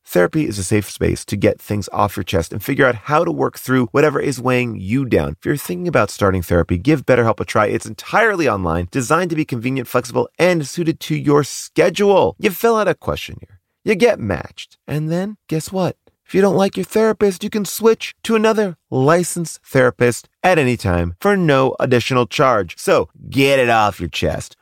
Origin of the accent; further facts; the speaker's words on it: Long Island, New York, United States; I'm also from Long Island